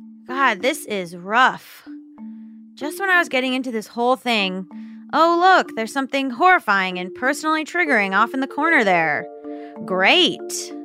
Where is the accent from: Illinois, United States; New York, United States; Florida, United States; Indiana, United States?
Florida, United States; Hollywood; now in Los Angeles, United States; I'm from Hollywood.